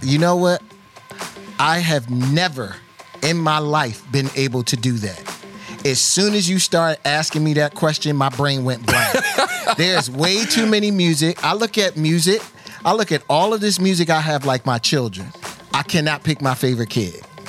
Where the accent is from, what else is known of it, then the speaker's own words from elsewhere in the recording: Philadelphia, Pennsylvania, United States; growing up in a city where every once in a while, someone like Kenny Gamble would do a guest DJ spot on a radio station